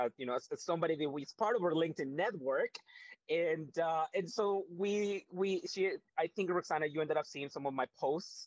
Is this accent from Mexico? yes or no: yes; Mexico; now in Canada; we are not born and raised in Canada. We are from a completely different countries. I am from Mexico.